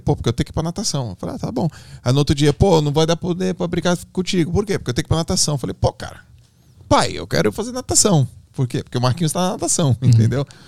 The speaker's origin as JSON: {"language": "Portuguese", "town": "Santos", "region": "São Paulo", "country": "Brazil", "said": "Eu sou de Santos, né? Então, lá em Santos, onde eu nadava, tem um clube muito forte, uma da Unisanta, que é uma universidade, e eu nadei lá a vida toda"}